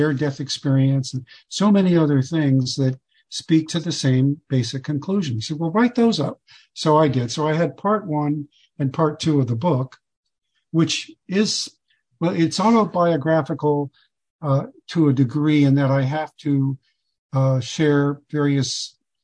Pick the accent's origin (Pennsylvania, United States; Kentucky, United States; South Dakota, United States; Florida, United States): Florida, United States; Fort Lauderdale; the age of 8 years old in 1960, growing up in Fort Lauderdale